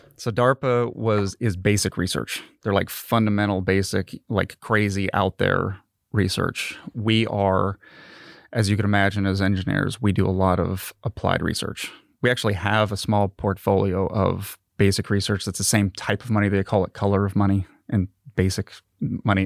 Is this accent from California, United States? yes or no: yes; Marina, California, United States; now in Mississippi, United States; I was born and raised in Marina, California.